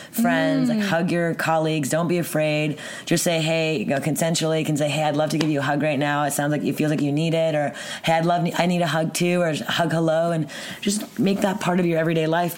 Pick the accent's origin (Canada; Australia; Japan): Canada; Montreal, Quebec; From Montreal, born and raised.